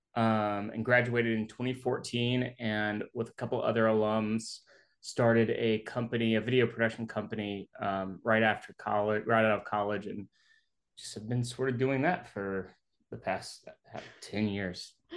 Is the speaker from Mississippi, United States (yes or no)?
yes; Jackson, Mississippi, United States; I'm from Jackson, Mississippi